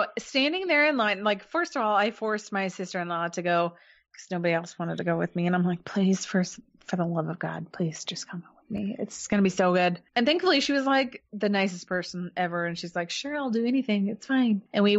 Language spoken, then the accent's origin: English; Kansas City, United States; we're from Kansas City.